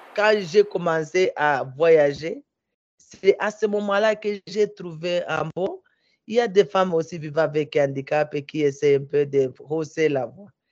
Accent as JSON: {"language": "French", "town": "Minembwe", "region": "South Kivu", "country": "DR Congo", "also_born_or_lived": "Bukavu", "said": "chez moi, au village, à Minembwe"}